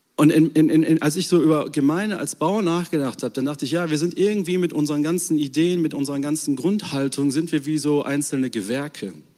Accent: Germany; als Deutsche

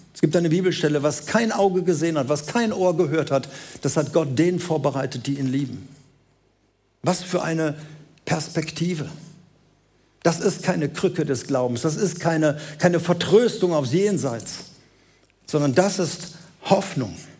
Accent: Germany; wir sind Deutsche

